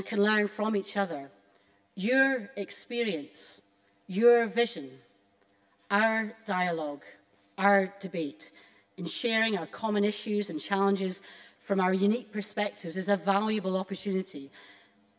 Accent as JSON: {"language": "English", "town": "Alloway", "region": "Scotland", "country": "United Kingdom", "tie": "born or raised there", "said": "I grew up in Robert Burns's birthplace in Alloway"}